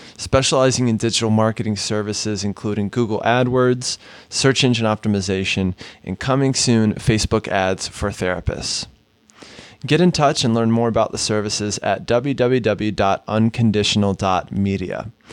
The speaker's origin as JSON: {"language": "English", "region": "the South", "country": "United States", "said": "I'm from the South"}